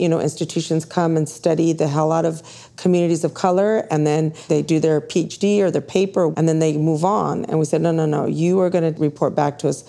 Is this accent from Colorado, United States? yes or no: no; Houston, Texas, United States; moved away; I was actually born in Houston. I'm from Texas originally.